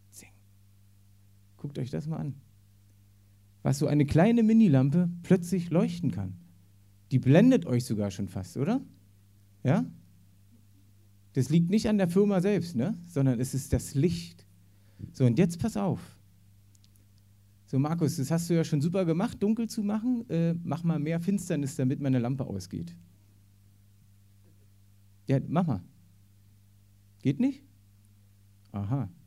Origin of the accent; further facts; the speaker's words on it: East Germany, Germany; Bei mir war es damals so, ich bin im Osten aufgewachsen da war sowieso mit Gott gar nichts am, also das wurde total unterdrückt.